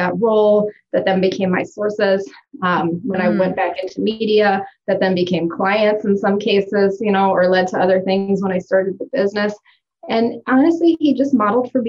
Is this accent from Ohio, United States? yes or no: yes; Cleveland, Ohio, United States; moved away as an adult; now in Sioux Falls, United States; I'm from Cleveland, Ohio